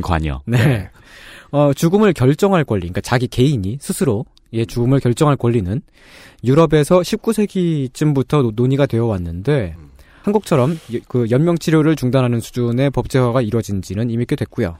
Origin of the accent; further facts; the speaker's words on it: Seoul, South Korea; 저는 상도동에서 태어났는데 달마산이라고 있습니다